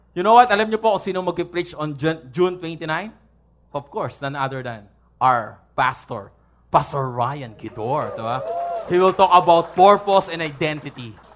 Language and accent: Tagalog; San Pedro, Calabarzon, Philippines; taga San Pedro po ako.